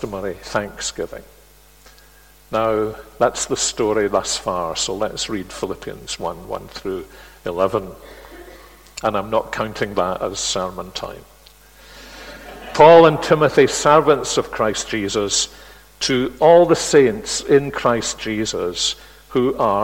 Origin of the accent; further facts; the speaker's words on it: Glasgow, Scotland, United Kingdom; Glasgow, my hometown